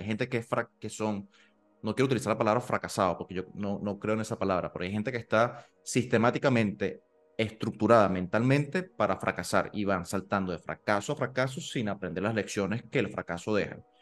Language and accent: Spanish; Maturín, Monagas, Venezuela; moved away; yo vengo de Maturín